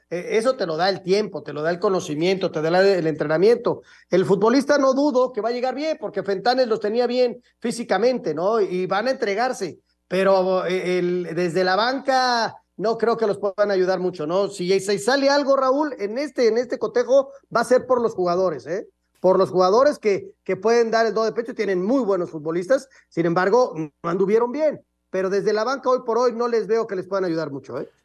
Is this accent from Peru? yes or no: no; Mexico; Yo soy mexicano